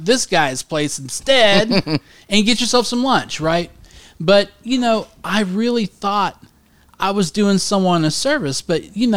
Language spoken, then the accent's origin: English; Cedar Grove, United States; also born or lived in Highland; I was born in Cedar Grove